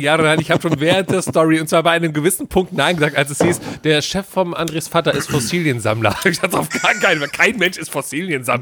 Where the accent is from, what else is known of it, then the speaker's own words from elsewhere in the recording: Cologne, North Rhine-Westphalia, Germany; also born or lived in Bonn; weil ich komme ja aus Köln